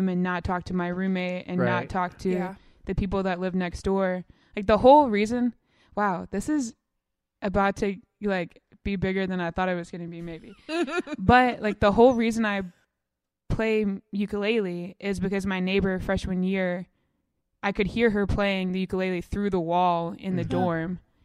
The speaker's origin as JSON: {"language": "English", "town": "Mountain Brook", "region": "Alabama", "country": "United States", "tie": "born or raised there", "said": "I grew up in Mountain Brook, I went to UAB."}